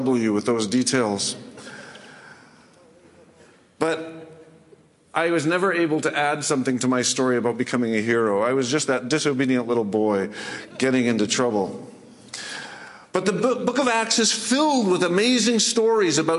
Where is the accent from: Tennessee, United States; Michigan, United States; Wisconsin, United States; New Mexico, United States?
Michigan, United States; also born or lived in Canada; now in Winnipeg, Canada; I was born in Canada, but grew up in Michigan